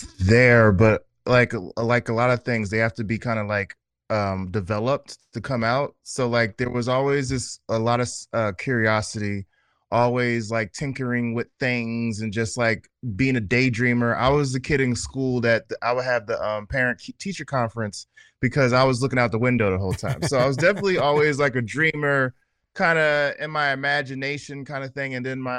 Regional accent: New Jersey, United States; also born or lived in Atlanta / Houston / Los Angeles / Oakland; now in Brooklyn, United States; Yeah, I'm originally from New Jersey, but New York is my home. It took me a long time to accept that. I've lived in several places, Atlanta, Houston, LA, Oakland.

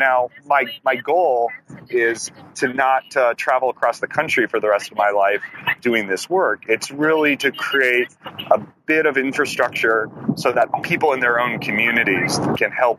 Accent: Livermore, California, United States; I'm from Livermore, California

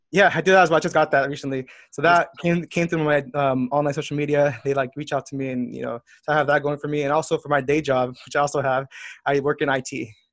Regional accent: Southern California, United States; I was born and raised in Southern California.

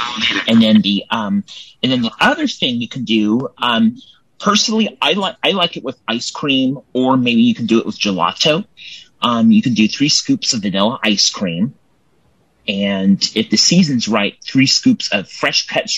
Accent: Templeton, California, United States; I am from Templeton, California.

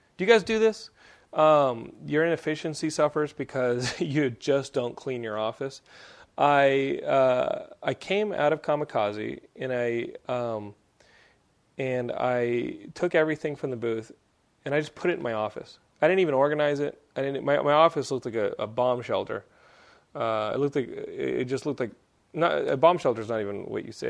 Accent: Texas, United States; accent: Texan; my Texan accent

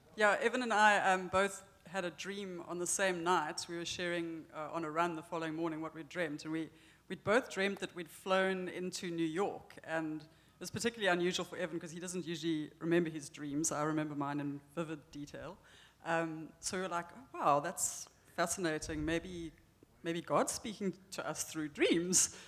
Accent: Cape Town, Western Cape, South Africa; moved away as an adult; now in New Hampshire, United States; First of all, yes, we are from South Africa, but in particular, we're from Cape Town

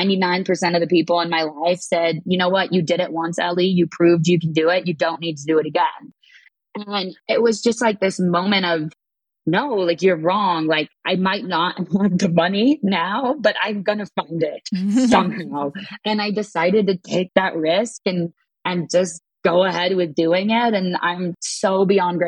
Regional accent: Kansas City, Missouri, United States; moved away as an adult; also born or lived in Minnesota / California; growing up, I grew up in Kansas City, not around water

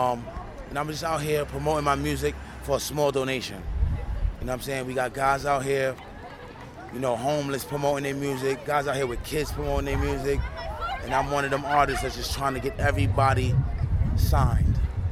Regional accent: New York, United States; I'm from Brooklyn, New York, Brownsville.

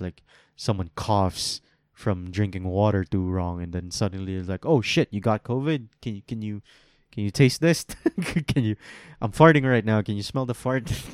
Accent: Philippines; I can say this as a Filipino

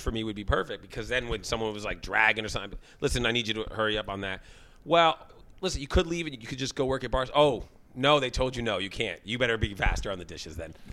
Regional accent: Sharon, Massachusetts, United States; I'm from Sharon, so for us it was Town Spa

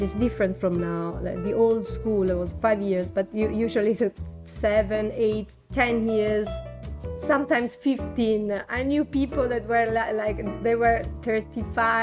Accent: Naples, Campania, Italy; moved away; I was born in Naples.

